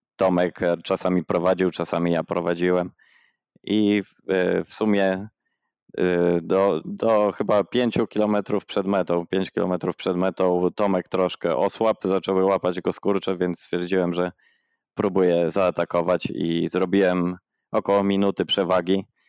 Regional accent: Przemyśl, Subcarpathian Voivodeship, Poland; now in Oslo, Norway; pochodzę z Przemyśla, mieszkaliśmy zaraz koło parku miejskiego

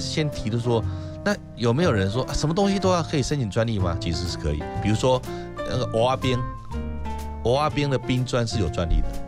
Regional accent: Taiwan; 我们台湾的孩子们

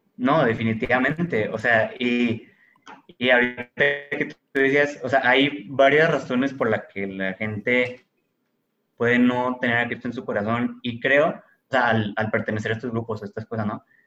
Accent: Monterrey, Nuevo León, Mexico; como cualquier familia mexicana, regiomontana, promedio

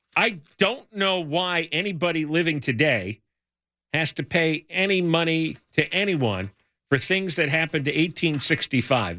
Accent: United States; moved away as an adult; also born or lived in New Jersey; now in California, United States; I grew up in the New York metro area

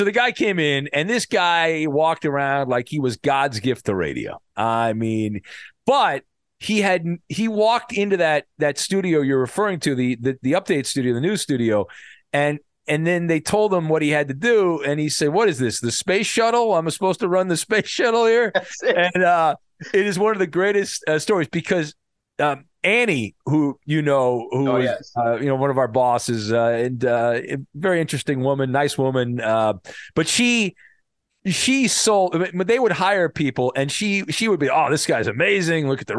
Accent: West Coast, United States; I grew up on the West Coast

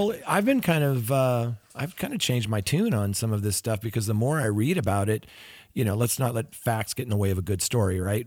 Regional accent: Pacific Northwest, United States; Growing up in the Pacific Northwest

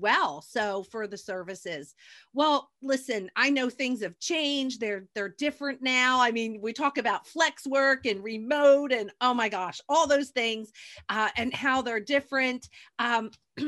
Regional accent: New Jersey, United States; my hometown in New Jersey

